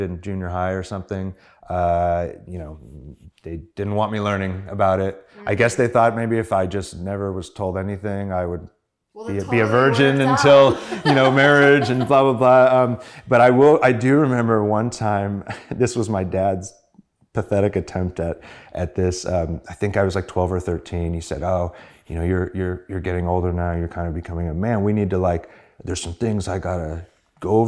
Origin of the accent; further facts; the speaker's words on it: San Diego, California, United States; I grew up in San Diego, and my father was a preacher, minister, whatever you want to call it